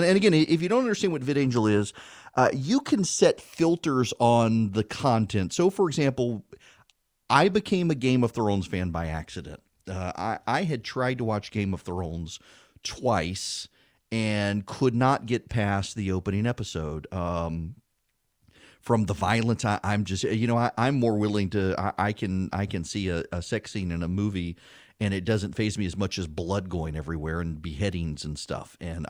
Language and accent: English; Dubai, United Arab Emirates; when I was a kid, a young kid living in Dubai, they showed Dallas, and it was always a season behind the United States.